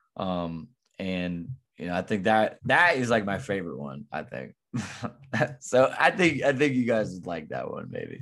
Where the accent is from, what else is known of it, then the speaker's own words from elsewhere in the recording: Southern Illinois, United States; also born or lived in Missouri; working in my hometown right now